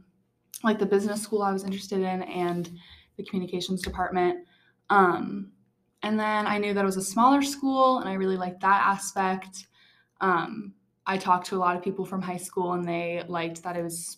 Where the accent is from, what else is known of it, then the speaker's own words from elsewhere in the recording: Gainesville, Virginia, United States; I'm from Gainesville, Virginia.